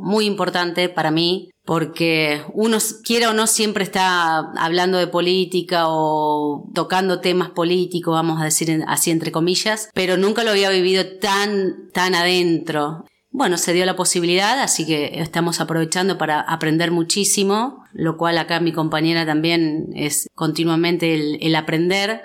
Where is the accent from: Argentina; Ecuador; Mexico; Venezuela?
Argentina; General Villegas, Buenos Aires Province; No soy nacida acá en General Villegas, pero ya soy más de Villegas que, que de mi pueblo. Vine muy, muy pequeña, tenía 5 años cuando arribé acá a General Villegas.